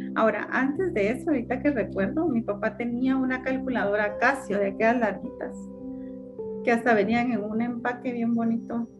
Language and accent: Spanish; Morales, Izabal, Guatemala; Yo, yo nací en, la, en uno de los departamentos de Guatemala que se llama Izabal, ¿verdad? En un municipio que se llama Morales Izabal